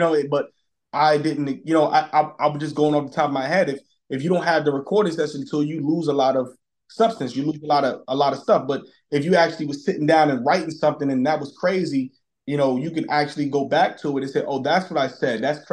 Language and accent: English; New York City, New York, United States; moved away; we grew up in Brooklyn